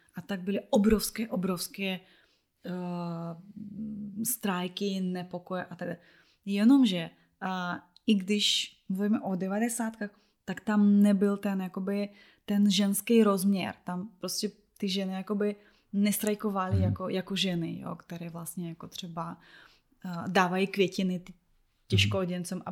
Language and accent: Czech; Belarus; Czech is a second language; moved away; jako vlastně Běloruska